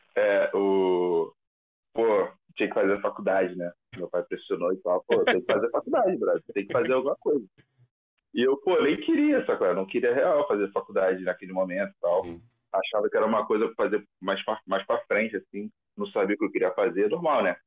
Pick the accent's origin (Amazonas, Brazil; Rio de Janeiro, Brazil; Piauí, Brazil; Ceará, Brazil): Rio de Janeiro, Brazil; also born or lived in Vila Kennedy, Rio de Janeiro; eu nasci na VK, né, na Vila Kennedy. Foi meu primeiro bairro que eu morei, morei lá até os seis anos. Aí depois fui para outra vila, que é a Vila Isabel